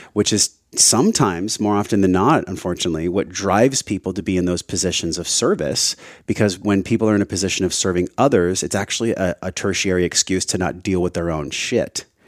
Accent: La Mesa, California, United States; moved away as an adult; also born or lived in Hawaii; I grew up in East County, La Mesa

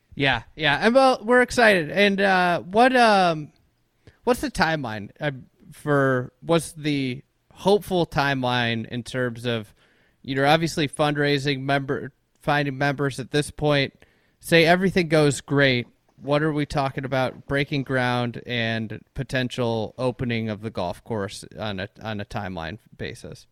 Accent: Chicago, Illinois, United States; I'm a Chicagoan

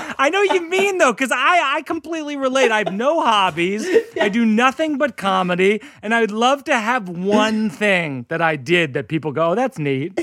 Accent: hometown of Sam Adams beer, Massachusetts, United States; It's my hometown beer.

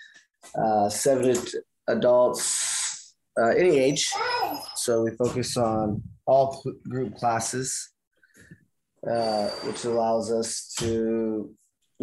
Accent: Sacramento, California, United States; I'm originally from Sacramento

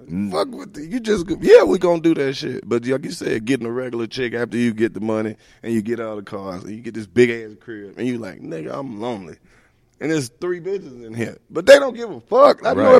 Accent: Oxford, Mississippi, United States; I'm the only person from Oxford, Mississippi that do the shit that I do.

